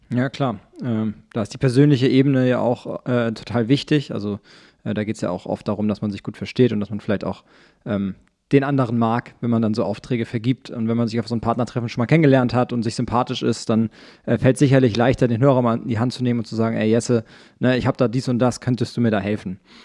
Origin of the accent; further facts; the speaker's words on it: Schwarzenbek, Schleswig-Holstein, Germany; wir Schwarzenbeker würden wahrscheinlich auch von, eine Kleinstadt ist es nicht